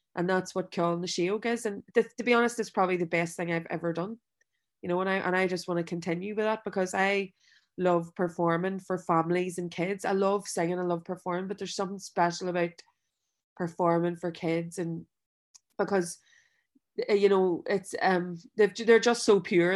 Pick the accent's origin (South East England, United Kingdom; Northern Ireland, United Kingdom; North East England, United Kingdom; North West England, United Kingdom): Northern Ireland, United Kingdom; Belfast; I grew up in West Belfast